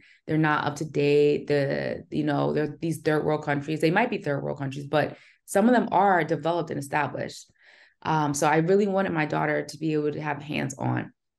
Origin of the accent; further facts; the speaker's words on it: New Jersey, United States; also born or lived in Pensacola, Florida; Yes, I'm from Jersey originally, okay, but my last duty station was in Pensacola, Florida.